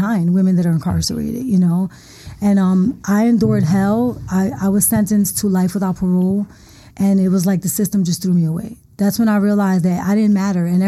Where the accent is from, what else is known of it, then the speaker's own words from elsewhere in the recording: Philadelphia, Pennsylvania, United States; I'm from the Badlands, North Philadelphia